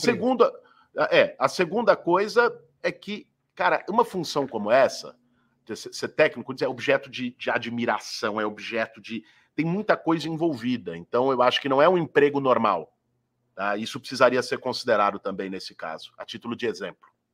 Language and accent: Portuguese; São Paulo, Brazil; Eu nasci, fui criado e vivo em São Paulo há 40 anos